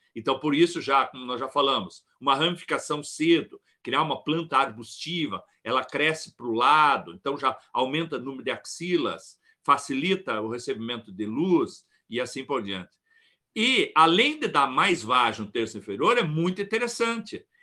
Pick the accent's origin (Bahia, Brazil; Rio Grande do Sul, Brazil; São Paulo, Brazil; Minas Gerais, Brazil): Rio Grande do Sul, Brazil; Ibirubá; Nós somos de Ibirubá